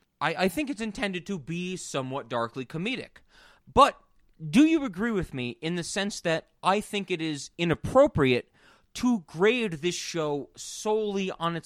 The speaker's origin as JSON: {"language": "English", "country": "United Kingdom", "said": "I'm British, you know?"}